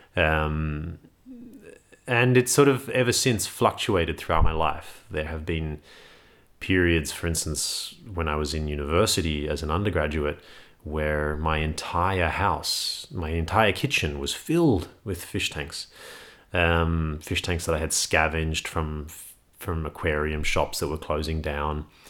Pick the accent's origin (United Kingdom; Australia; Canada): Australia; Sydney, New South Wales; I grew up in Sydney